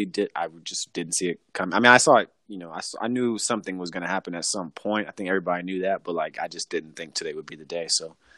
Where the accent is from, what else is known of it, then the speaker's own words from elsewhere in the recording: California, United States; I'm from California.